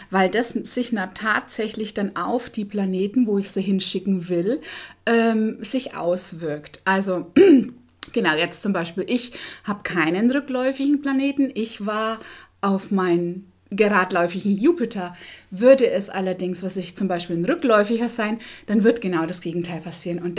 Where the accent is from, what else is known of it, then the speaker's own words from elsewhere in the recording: Bavaria, Germany; moved away as an adult; also born or lived in Dortmund, North Rhine-Westphalia; So als Bayer nach NRW war ja schon ein bisschen, ähm, wo man sagt, ein Risiko.